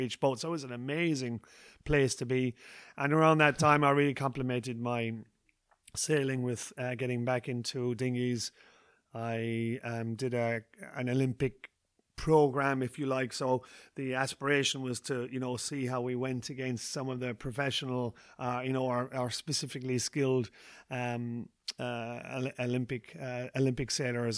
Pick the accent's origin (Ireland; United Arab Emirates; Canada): Ireland; Ballinskelligs, Munster; interviews, uh, in my hometown